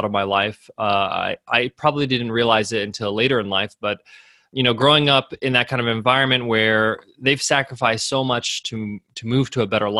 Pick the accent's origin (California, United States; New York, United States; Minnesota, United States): New York, United States; Long Island; moved away as an adult; also born or lived in Dubai; now in Australia; I grew up in New York, Long Island, New York